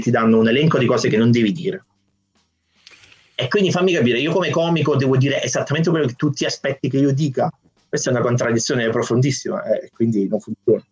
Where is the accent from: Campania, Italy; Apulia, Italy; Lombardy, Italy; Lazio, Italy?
Campania, Italy; Naples; now in Prague, Czech Republic; sono di Napoli